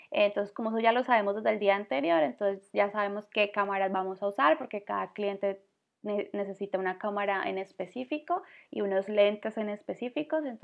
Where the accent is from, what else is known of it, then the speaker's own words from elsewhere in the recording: Colombia; Una es de Suecia y pues yo, que soy colombiana.